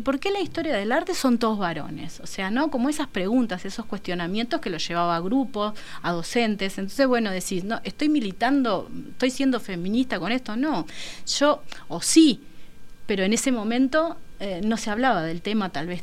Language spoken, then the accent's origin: Spanish; San José de Mayo, San José, Uruguay; vengo de San José